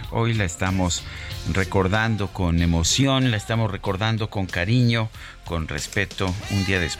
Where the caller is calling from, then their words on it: Satélite, State of Mexico, Mexico; de Satélite en el Estado de México.